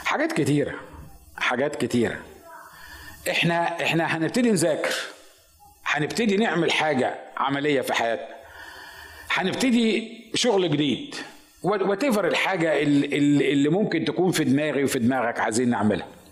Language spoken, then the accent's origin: Arabic; Egypt; moved away; عندنا في مصر